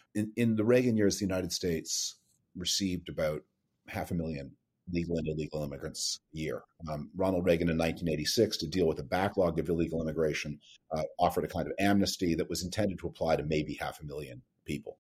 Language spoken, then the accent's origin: English; Canada; moved away; I grew up in Canada.